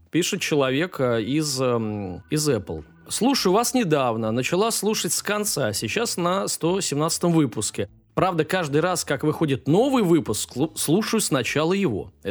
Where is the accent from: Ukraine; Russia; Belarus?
Ukraine; так как я из Украины